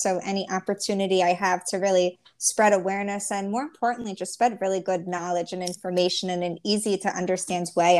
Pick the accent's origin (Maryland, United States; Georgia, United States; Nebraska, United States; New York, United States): Maryland, United States; Baltimore; moved away as an adult; now in Miami, United States; Born and raised in Baltimore